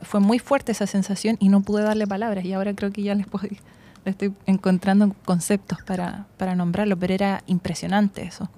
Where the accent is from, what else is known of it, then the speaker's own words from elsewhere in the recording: Santiago, Santiago Metropolitan Region, Chile; also born or lived in Germany / Czech Republic; crecí en Santiago